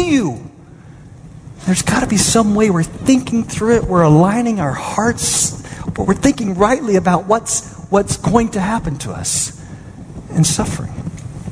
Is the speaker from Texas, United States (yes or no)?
yes; Dallas, Texas, United States; I'm from Dallas.